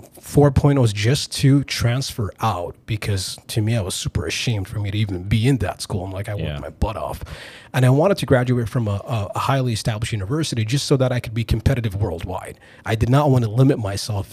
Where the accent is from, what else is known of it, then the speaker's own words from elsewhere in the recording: Saudi Arabia; moved away as an adult; also born or lived in California / Boston / Chicago / Italy; now in United States; I was born in California, but I lived most of my life in Saudi Arabia. I came to the States for college.